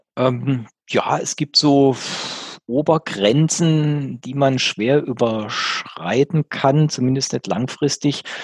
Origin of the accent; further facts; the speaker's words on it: Germany; als Deutscher in Deutschland